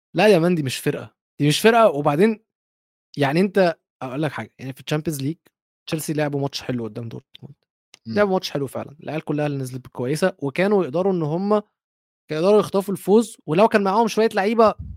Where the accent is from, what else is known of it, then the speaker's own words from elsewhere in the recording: Egypt; اي ام نوت قطري فعلا انا مصري